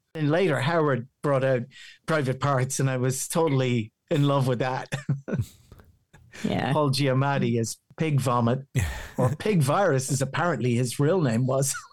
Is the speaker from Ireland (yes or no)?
yes; County Meath, Ireland; accent: local County Meath Irish; My my accent still sounds very local County Meath Irish